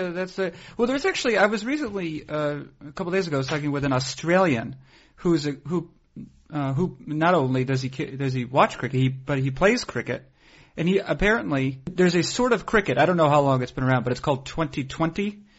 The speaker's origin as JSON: {"language": "English", "town": "Boston", "region": "Massachusetts", "country": "United States", "said": "I'm from the Boston area"}